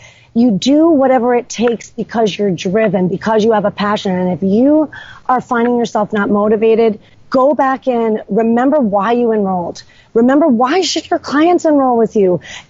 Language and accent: English; New York, United States; moved away as an adult; now in Killington, Vermont, United States; I'm not from here. I'm from New York